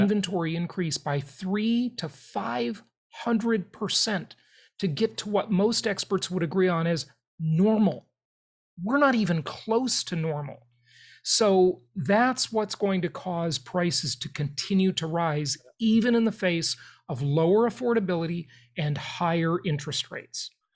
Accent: Los Angeles, California, United States; also born or lived in Europe; I grew up in Los Angeles, California

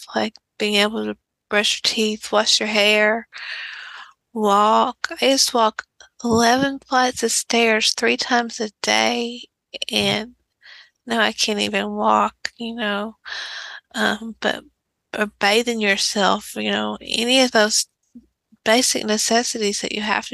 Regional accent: East Texas, United States; I'm in a small town in East Texas, and I'm actually in the same town that I grew up in.

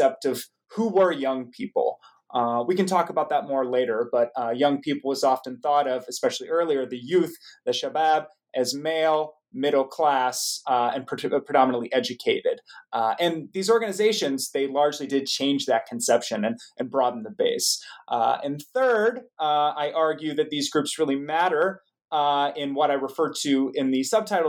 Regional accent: United States; growing up in the United States

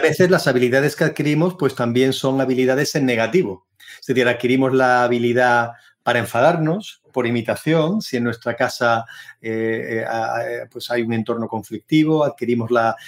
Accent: Seville, Andalusia, Spain; moved away as an adult; also born or lived in Berlin, Germany; soy de Sevilla, una ciudad preciosa en el sur de España

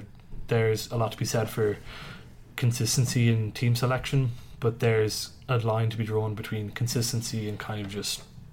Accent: Ireland; As an Irishman

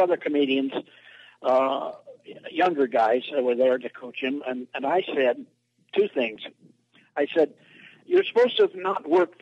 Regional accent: San Francisco Bay Area, California, United States; I'm from the San Francisco Bay Area.

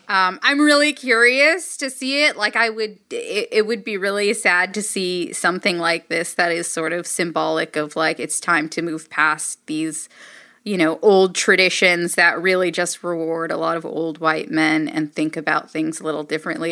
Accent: Los Angeles, California, United States; I grew up in Los Angeles

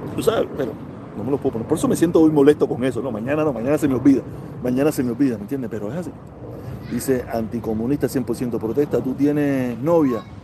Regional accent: Cuba; los cubanos somos

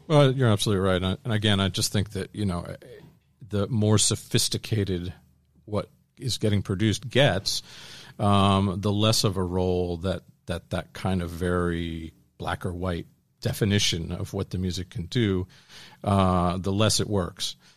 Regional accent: Washington, District of Columbia, United States; grew up in suburban D C, so, uh, East Coast

